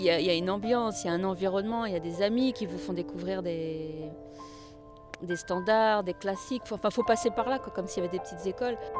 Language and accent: French; Rennes, Brittany, France; je venais de Rennes.